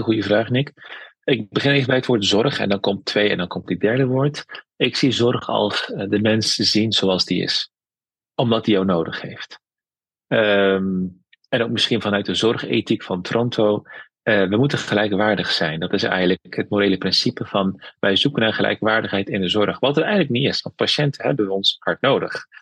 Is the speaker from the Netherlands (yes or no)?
yes; Veghel, North Brabant, Netherlands; also born or lived in Amsterdam / Tilburg; geboren in Vechel in een dorp, vroeger wat nu een stad is. Ik heb Turkse roots, dus ik ben bicultureel